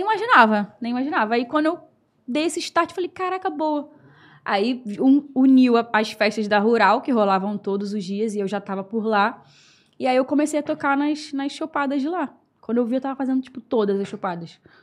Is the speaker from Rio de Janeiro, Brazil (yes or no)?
yes; Rio de Janeiro, Brazil; sou lá da Ilha do Governador, tenho 28 anos